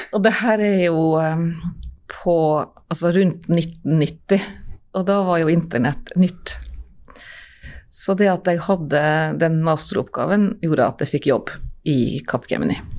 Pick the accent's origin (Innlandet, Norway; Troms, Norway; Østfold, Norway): Troms, Norway; Nordreisa; moved away as an adult; also born or lived in Trondheim; Ja, jeg er fra Reisa og har kontor i Nordreisa